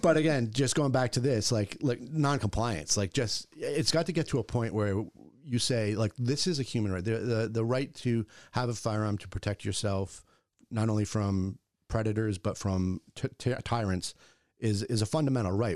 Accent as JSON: {"language": "English", "town": "Bristol", "region": "Rhode Island", "country": "United States", "tie": "born or raised there", "said": "I grew up in Bristol"}